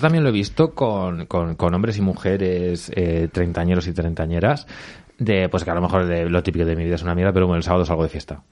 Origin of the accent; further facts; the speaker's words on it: Albacete, Castilla-La Mancha, Spain; yo soy de Albacete, Miguelitos de la Roda